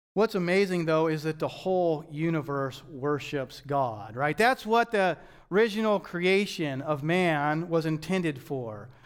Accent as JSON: {"language": "English", "country": "United States", "said": "as American Christians"}